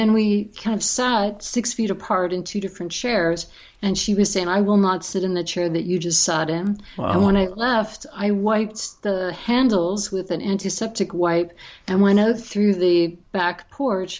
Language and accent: English; Mississauga, Ontario, Canada; lives at home in the house that I grew up in Mississauga.